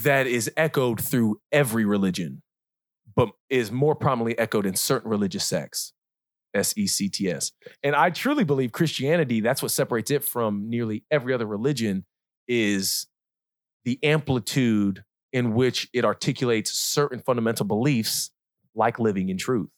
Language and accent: English; Kansas City, Missouri, United States; also born or lived in Hemet, California / Leadville, Colorado; I was raised here.